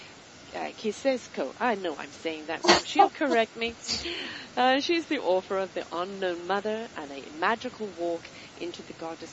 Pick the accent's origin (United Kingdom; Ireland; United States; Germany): United Kingdom; I'm British